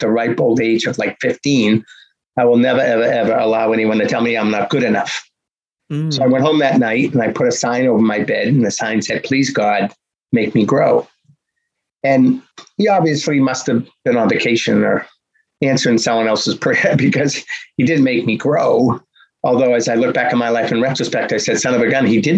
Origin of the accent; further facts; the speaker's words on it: Boston, Massachusetts, United States; growing up in Boston, you're surrounded by sports